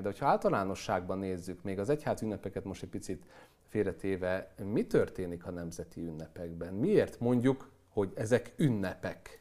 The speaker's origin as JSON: {"language": "Hungarian", "country": "Hungary"}